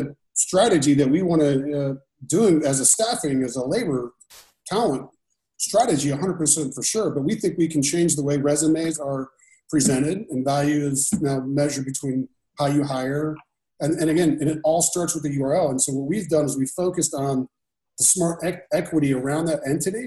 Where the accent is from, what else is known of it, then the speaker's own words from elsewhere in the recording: Indiana, United States; moved away; I'm from Indiana. I have a pretty big famous house there.